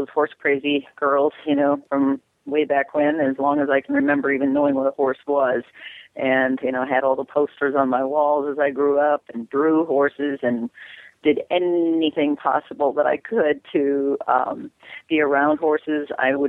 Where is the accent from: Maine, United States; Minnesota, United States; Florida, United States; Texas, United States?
Minnesota, United States; I'm from Minnesota.